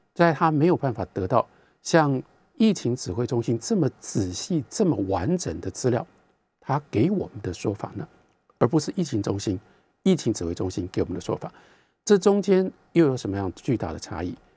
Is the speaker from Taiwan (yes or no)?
yes; Taiwan; 我们台湾人就是这样。